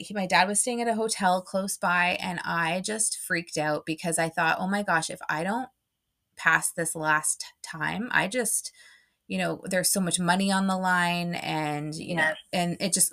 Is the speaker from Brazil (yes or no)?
no; Canada; being Canadian, I'm from Canada